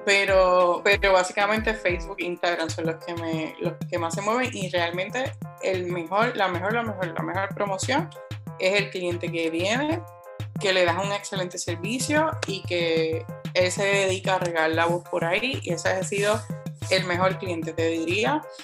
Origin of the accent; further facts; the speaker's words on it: Juana Díaz, Puerto Rico; now in Ponce, Puerto Rico; yo también soy adoptada de Ponce, soy natural de Juanavilla